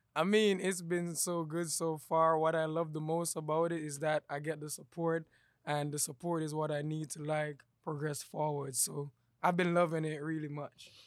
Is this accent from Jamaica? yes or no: yes; Jamaica; now in Savannah, United States; I'm from Jamaica, back in the islands in Jamaica.